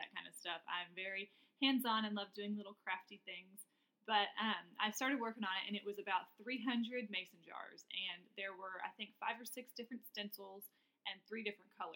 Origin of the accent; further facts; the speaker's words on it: Louisville, Kentucky, United States; moved away; I'm from Louisville.